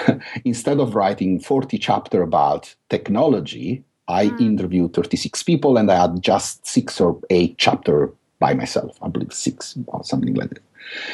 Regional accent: London, United Kingdom; I believe part of the reason is because I'm from London.

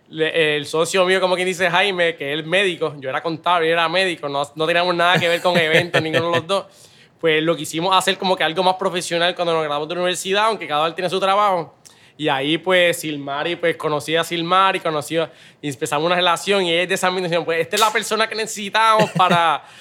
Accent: Lajas, Puerto Rico; also born or lived in Guayama / San Juan; Como te dije, pues soy natural de Lajas, pero pues estuve viviendo en Guayama también, mi segunda casa, como quien dice, es Guayama. Eh, de ahí seguimos a San Juan

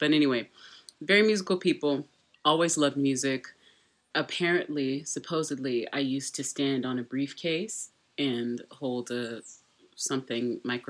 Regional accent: Texas, United States; I'm from Texas, but all my family started in Louisiana.

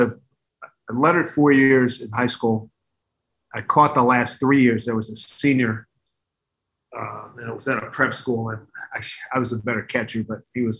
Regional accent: Philadelphia, Pennsylvania, United States; moved away; also born or lived in New York; I'm born and raised in Philly, lived in New York most of my life.

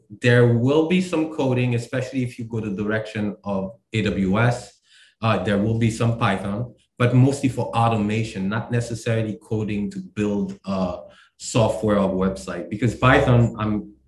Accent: Haiti; now in Maryland, United States; I'm from Maryland. I'm from Haiti originally. I live in Maryland.

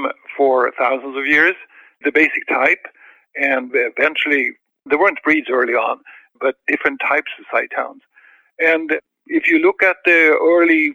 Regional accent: Sweden; English is a second language; moved away as an adult; now in California, United States; I was born in Sweden. I was brought up there, and I was involved in dogs for 20 years there. And I moved to this country in California in 1980

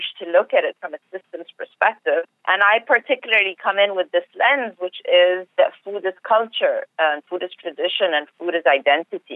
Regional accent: Egypt; moved away as an adult; now in Arizona, United States; I was born and raised in Egypt, and up until 2 years ago, this is where I lived all my life

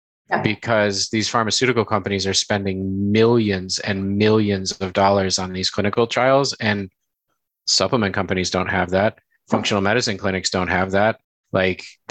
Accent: Illinois, United States; I'm from Illinois

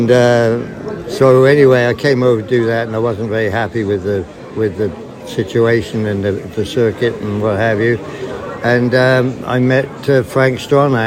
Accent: Cold Ash, South East England, United Kingdom; moved away as an adult; also born or lived in Kingsclere; now in Canada; Yes, I'm English. I came from just outside of Newbury, a little village called Cold Ash. And I rode ponies for a farmer in Kingsclear, just behind Park House, from when I was very young.

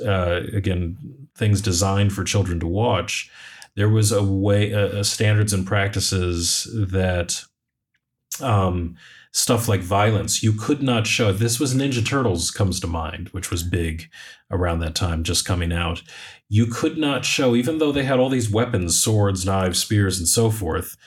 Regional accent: United States; I'm speaking as an American

